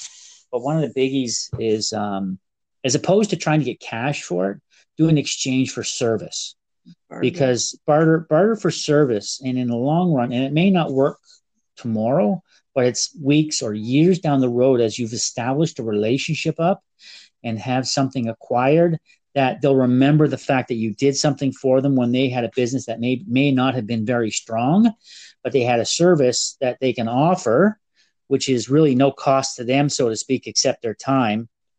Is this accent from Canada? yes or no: yes; Canada; Being Canadian makes it a little more difficult because you got to do the conversion and you got to have that money with you.